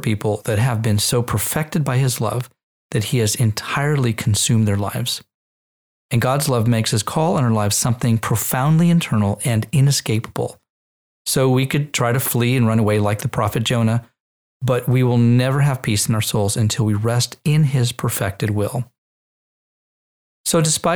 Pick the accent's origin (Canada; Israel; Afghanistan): Israel; moved away; my Jewish lineage and my time growing up in Israel studying in the Hebrew language